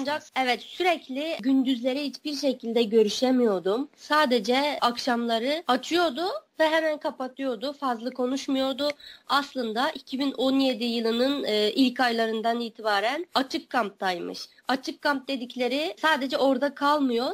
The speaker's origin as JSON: {"language": "Turkish", "town": "Wensu", "region": "Xinjiang", "country": "China", "tie": "born or raised there", "moved": "yes", "lives_now": "Ankara, Turkey", "said": "Benim nahiyem Aksu e, eyaletinin Onsu nahiyesi"}